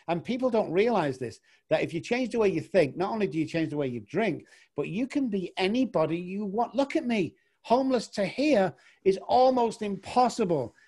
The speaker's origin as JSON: {"language": "English", "region": "England", "country": "United Kingdom", "also_born_or_lived": "Manchester, United Kingdom", "moved": "yes", "said": "I'm actually from England"}